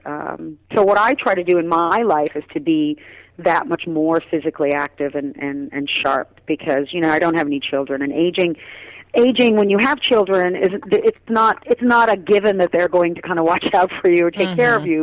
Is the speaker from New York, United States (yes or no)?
yes; New York City, New York, United States; also born or lived in Trinidad; We grew up in Queens, in Brooklyn and in Queens.